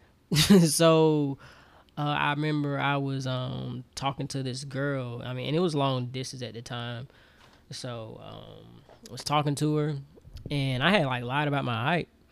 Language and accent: English; Auburn, Alabama, United States; moved away as an adult; also born or lived in Troy, Alabama; now in Atlanta, United States; I'm from Auburn, Alabama. Born and raised